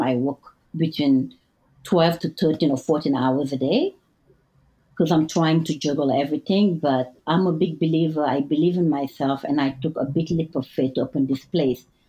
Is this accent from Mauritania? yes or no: yes; Mauritania; English is a second language; moved away as an adult; also born or lived in Senegal; now in New York City, United States; I was raised in two families. My mom is from like a Berber tribe, and my dad is Sarahole with the Senegalese roots. So I was raised in two different culture, Mauritania